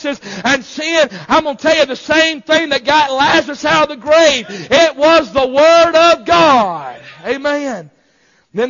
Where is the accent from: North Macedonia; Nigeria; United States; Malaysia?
United States; I'm an American